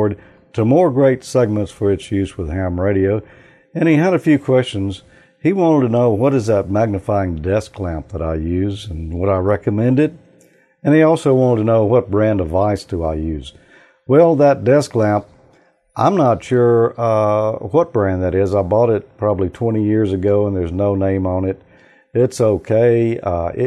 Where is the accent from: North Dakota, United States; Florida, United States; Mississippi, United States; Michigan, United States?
Mississippi, United States; I'm from Mississippi.